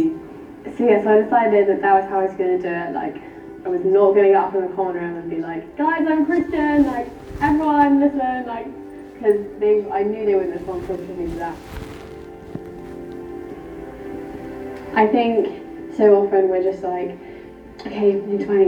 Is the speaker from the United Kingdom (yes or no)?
yes; Peterborough, East of England, United Kingdom; I'm from Peterborough.